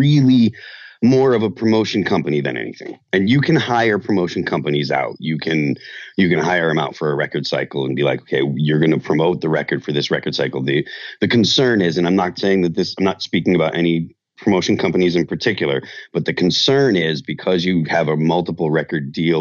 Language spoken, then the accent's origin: English; Chicopee, Massachusetts, United States; moved away as an adult; now in New Hampshire, United States; I grew up in Western Massachusetts